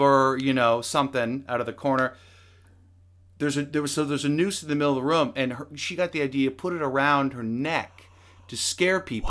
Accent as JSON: {"language": "English", "area": "the Northwest", "region": "Pacific Northwest", "country": "United States", "said": "we're from the Northwest, but never considered moving to Salem"}